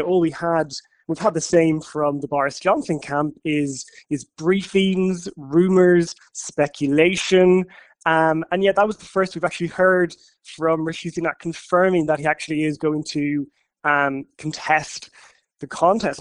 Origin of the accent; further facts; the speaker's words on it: Ireland; now in London, United Kingdom; as an Irish journalist in London